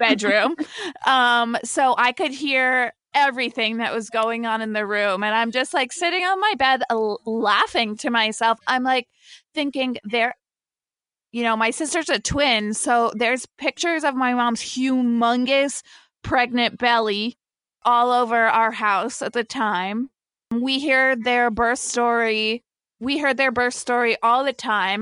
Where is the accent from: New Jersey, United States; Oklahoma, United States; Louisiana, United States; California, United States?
New Jersey, United States; also born or lived in Brazil; I grew up in New Jersey